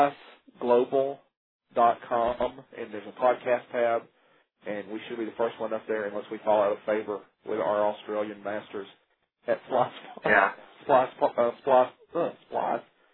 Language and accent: English; Coleman, United States; now in Huntsville, United States; I'm not originally from Huntsville. I'm from a place called Coleman